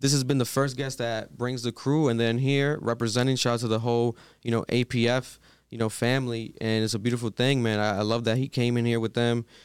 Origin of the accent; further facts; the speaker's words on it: Providence, Rhode Island, United States; We're from Providence, Rhode Island.